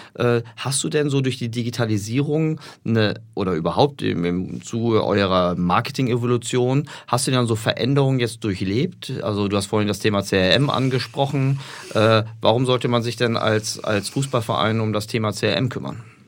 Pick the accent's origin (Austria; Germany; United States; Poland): Germany; Berlin; moved away as an adult; now in Hamburg, Germany; Ich komme aus Berlin und mein alter Verein, Hertha BSC